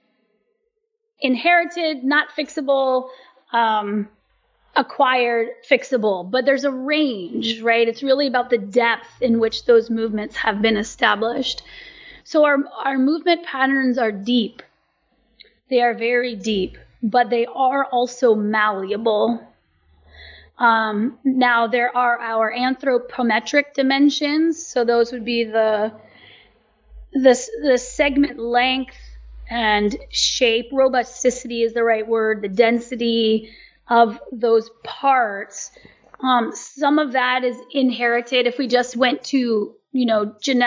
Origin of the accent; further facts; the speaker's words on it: United States; I'm American